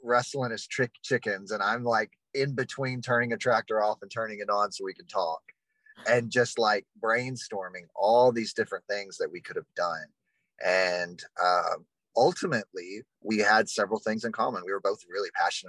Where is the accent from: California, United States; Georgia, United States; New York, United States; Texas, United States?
Texas, United States; I'm from Texas